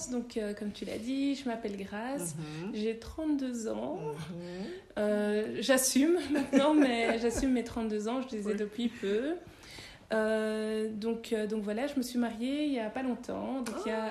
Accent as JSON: {"language": "French", "country": "Belgium", "tie": "born or raised there", "also_born_or_lived": "Congo", "said": "moi, je, je suis née au Congo, mhm. mais je suis venue ici en Belgique quand j'avais 8 mois."}